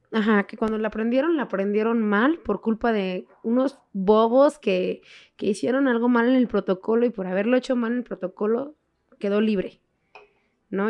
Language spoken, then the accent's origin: Spanish; Mexico; nosotros mexicanos